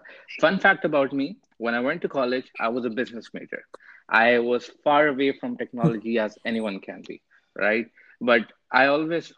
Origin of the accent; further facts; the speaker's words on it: India; moved away as an adult; also born or lived in Boston, United States; now in United States; I came from India to Boston and University of Massachusetts, Boston, right?